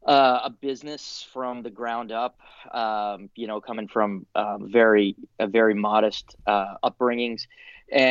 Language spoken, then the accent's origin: English; Florida, United States; I grew up down in Florida